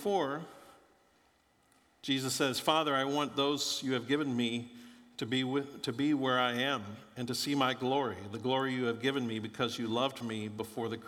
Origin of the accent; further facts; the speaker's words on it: Florida, United States; moved away; I grew up in Florida